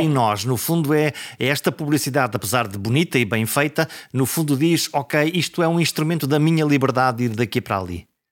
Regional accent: coast between Caminha and Porto, Norte, Portugal; a zona da minha, da, da, da minha terra, que é a zona eh, entre, entre Caminha e o Porto, toda aquela zona da costa

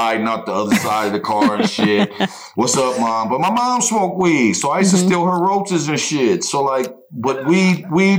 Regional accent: near Putnamville, Indiana, United States; It's in Putnamville, and it's close to my hometown

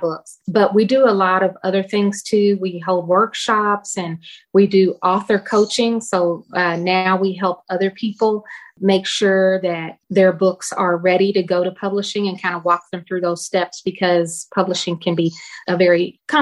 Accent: Louisville, Kentucky, United States; my hometown, Louisville, Kentucky

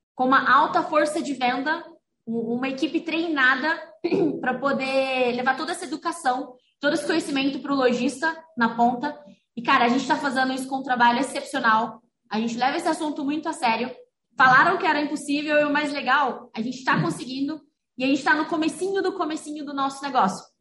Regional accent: Rio Verde, Goiás, Brazil; moved away as an adult; now in Franca, Brazil; eu venho de Rio Verde, Goiás

